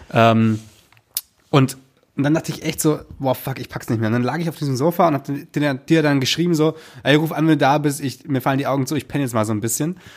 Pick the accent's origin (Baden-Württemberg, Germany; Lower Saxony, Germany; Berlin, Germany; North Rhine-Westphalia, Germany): Baden-Württemberg, Germany; Stuttgart; moved away; in meine Heimatstadt gekommen